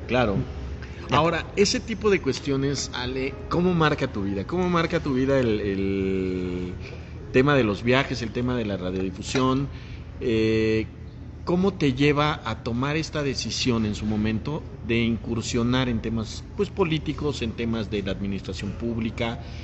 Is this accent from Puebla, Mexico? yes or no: yes; Puebla, Mexico; los que somos de Puebla de siempre